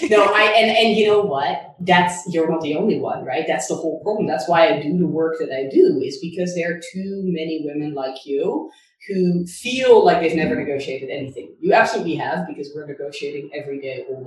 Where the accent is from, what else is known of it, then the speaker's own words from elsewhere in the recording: Netherlands; moved away as an adult; also born or lived in Hong Kong; I'm originally from Holland